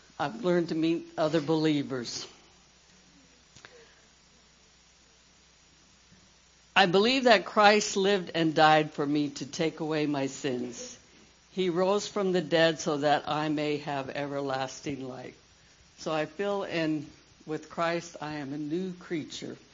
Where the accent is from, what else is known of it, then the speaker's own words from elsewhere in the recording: Tacoma, Washington, United States; I grew up in Tacoma, Washington